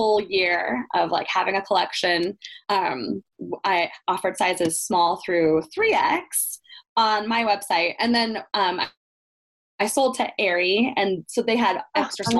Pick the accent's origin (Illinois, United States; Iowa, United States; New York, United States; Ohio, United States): Iowa, United States; growing up in Iowa, my family, everybody's here for my family still